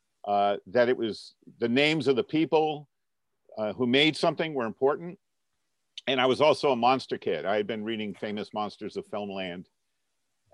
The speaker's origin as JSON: {"language": "English", "town": "Duxbury", "region": "Vermont", "country": "United States", "tie": "born or raised there", "said": "when I was growing up in Vermont, it was very much a Republican state"}